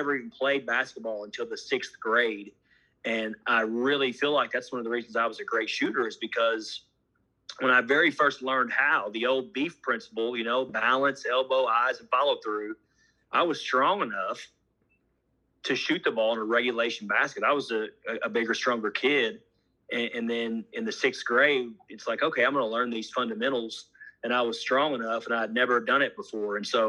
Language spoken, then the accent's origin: English; Honolulu, Hawaii, United States; born there; And I was born in Honolulu, Hawaii, because my dad was a military guy.